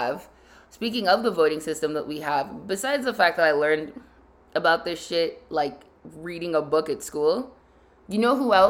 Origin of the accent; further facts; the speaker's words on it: Nigeria; as just a Nigerian and a black woman